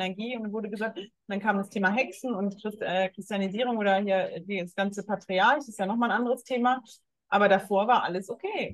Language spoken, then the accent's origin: German; Germany; Bei uns in Deutschland